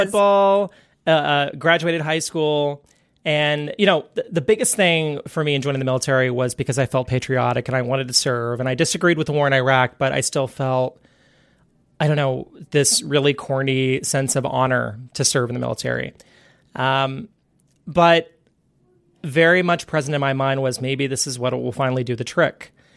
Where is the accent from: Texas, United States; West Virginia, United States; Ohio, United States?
Texas, United States; Central; I was raised in the South, uh, in Central Texas